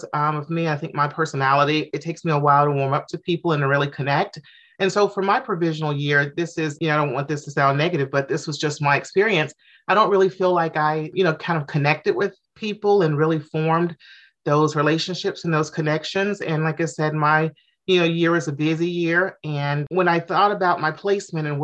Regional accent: Jackson, Mississippi, United States; moved away as an adult; now in Atlanta, United States; I moved to Atlanta in 2008. I'm originally from Mississippi, Jackson, Mississippi

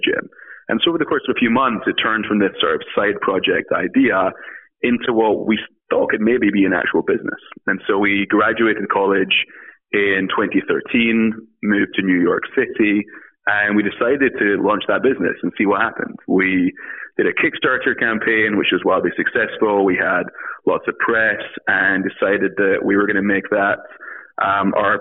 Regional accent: Scotland, United Kingdom; moved away as an adult; now in United States; I am from Scotland originally, came to the US to study at Brown University

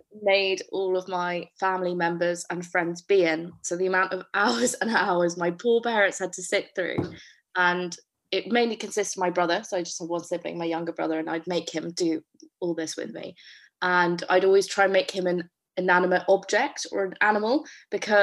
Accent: London, United Kingdom; I'm from London. So I'm from South London

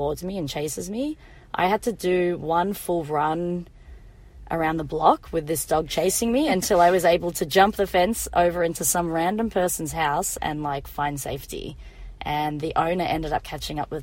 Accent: Melbourne, Victoria, Australia; I am from Australia, it is true. Born and bred Melbourne.

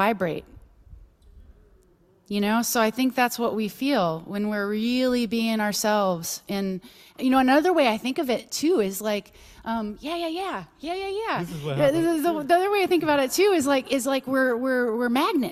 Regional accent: Texas, United States; moved away; I'm from Texas originally

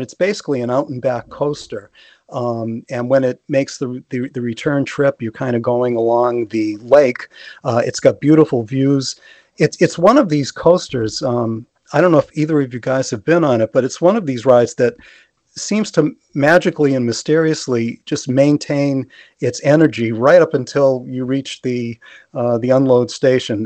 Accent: Massachusetts, United States; born or raised there

